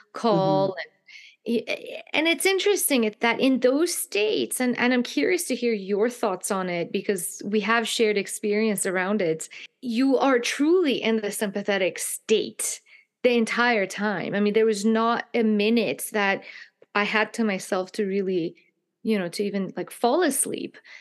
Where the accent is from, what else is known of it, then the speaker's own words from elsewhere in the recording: Iran; moved away; I grew up in a culture myself, in the Persian culture, I'm from Iran